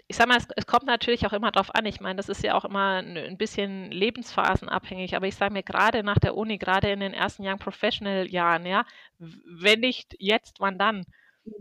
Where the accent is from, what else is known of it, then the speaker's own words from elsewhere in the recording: Würzburg, Bavaria, Germany; Ich bin aus Würzburg und äh, bin hier verhaftet